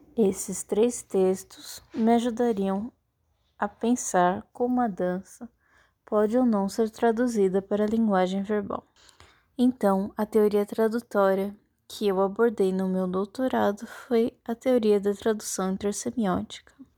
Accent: Campinas, São Paulo, Brazil; now in Florianópolis, Brazil; Eu nasci em Campinas, São Paulo e atualmente moro em Florianópolis, Santa Catarina.

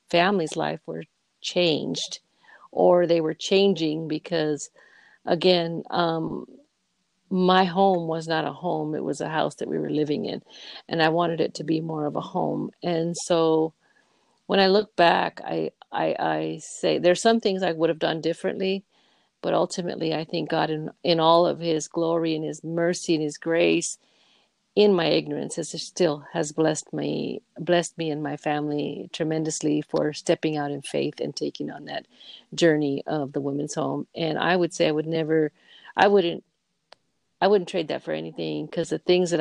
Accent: Victorville, California, United States; moved away as an adult; also born or lived in Santa Clara, California / Los Angeles; I was raised up in Victorville

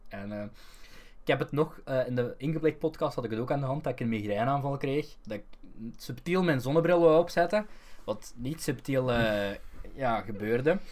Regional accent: Belgium; In Toverland ben ik herkend geweest als Belg

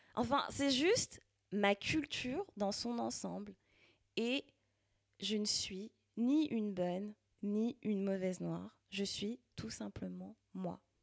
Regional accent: Val-de-Marne, Île-de-France, France; accent: banlieusard; moved away as an adult; now in Quebec, Canada; je suis née et j'ai grandi dans le Val-de-Marne, en banlieue

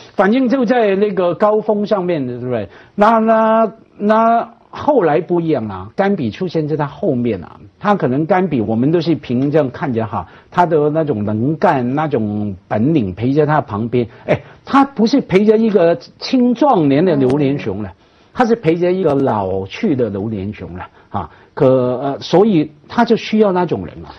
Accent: Hong Kong; 因为我们香港人嘛，而且从小看他的新闻

